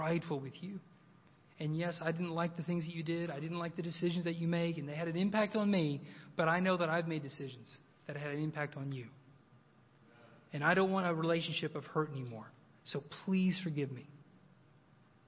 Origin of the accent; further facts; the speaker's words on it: Oklahoma, United States; moved away; also born or lived in Moscow; I'm from Oklahoma